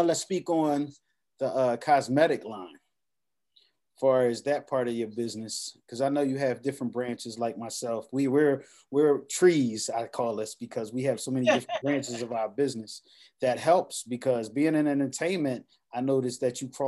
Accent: New York City, New York, United States; even as a young man myself growing up in Abbotsford Projects

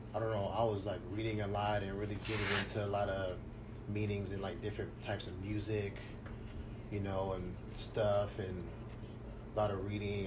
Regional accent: Long Beach, California, United States; I was born and raised in Long Beach.

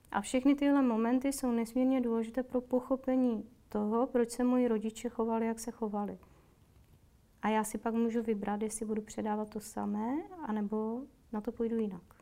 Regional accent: Moravia, Czechia; now in Prague, Czechia; Já jsem z Moravy, tam je to trochu jinak, tam my udržujeme oční pohled.

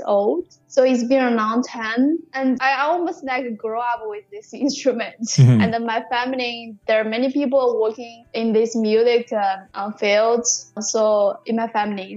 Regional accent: Hunan, China; accent: Hunan dialect; English is a second language; moved away as an adult; also born or lived in Newfoundland, Canada; now in St. John's, Canada; I live in Hunan province. I was born in Hunan, so I speak Hunan dialect

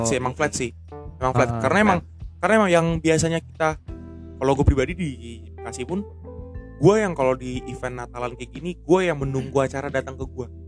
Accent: Kupang, East Nusa Tenggara, Indonesia; now in Java, Indonesia; masih balik ke apa? kampung gue di Kupang.

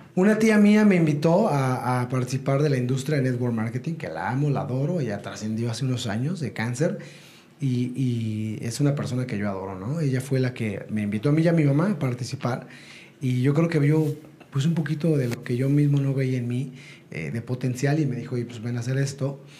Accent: Ecatepec, State of Mexico, Mexico; ya estaba en el metro, viajando en el metro, yendo a la primaria, etcétera, y, haciendo mis cosas, regresaba a mi casa en, en Ecatepec

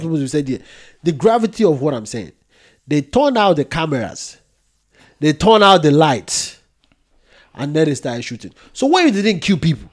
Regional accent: Nigeria; I'm Nigerian

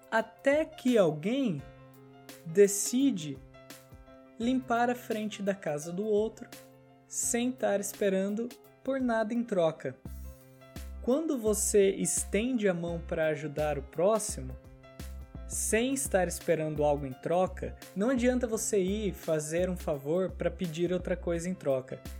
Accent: Brazil; moved away as an adult; Cara, eu sou de fora aqui. A gente mudou do Brasil, um lugar que a gente nunca viu neve, pra cá.

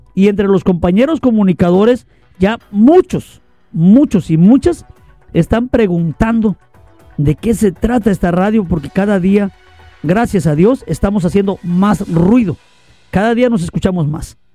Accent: Lerdo de Tejada, Veracruz, Mexico; Yo también soy veracruzano, lerdo de Tejada, Veracruz. Es la ciudad que me vio nacer.

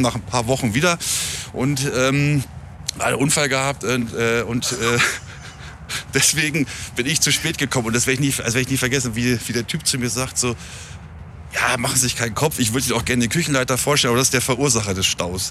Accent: near Hameln, Lower Saxony, Germany; ich äh, komme aus der Nähe von Hameln.

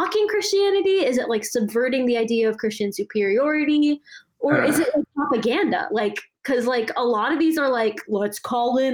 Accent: Kerala, India; first language Malayalam; English is a second language; there was a movie in my mother tongue, which is Malayalam, and there's like, this is a long anecdote, but like there's this there's like this little quarter where there's like a large Jewish population in like where I'm from in India

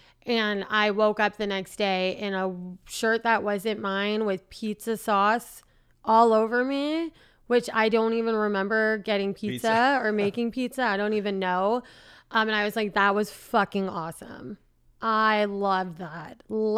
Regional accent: San Francisco, California, United States; San Francisco.

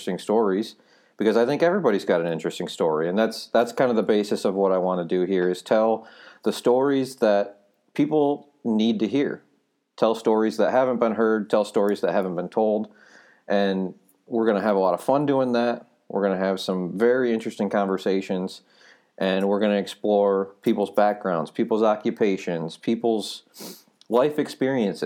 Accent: Michigan, United States; I'm from Michigan, born and raised here.

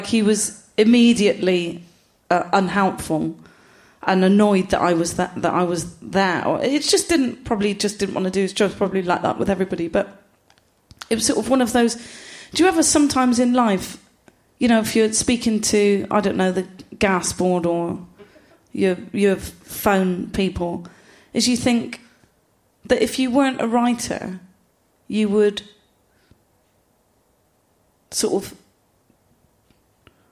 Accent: Gloucester, South West England, United Kingdom; I'm from Gloucester

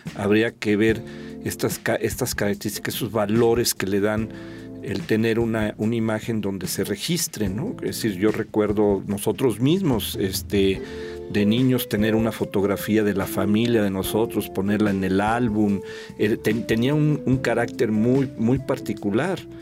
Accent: Mexico; also born or lived in San Luis Potosí; compartimos como ciudadanos mexicanos, como habitantes del estado de San Luis Potosí

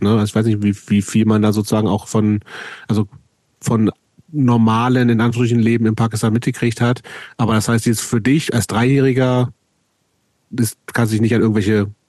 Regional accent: Lower Saxony, Germany; ich bin ja in Niedersachsen auf dem Dorf groß geworden

